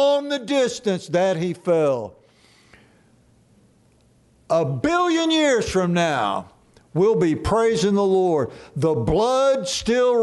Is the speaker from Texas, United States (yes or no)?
yes; Dallas, Texas, United States; when I grew up in Dallas Metroplex, sports was our God